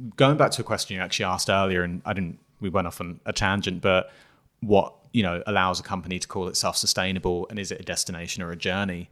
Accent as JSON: {"language": "English", "region": "England", "country": "United Kingdom", "said": "I'm coming from England"}